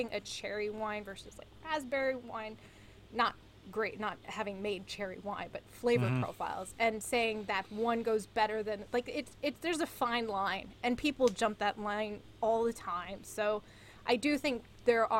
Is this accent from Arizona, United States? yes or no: yes; Arizona, United States; born or raised there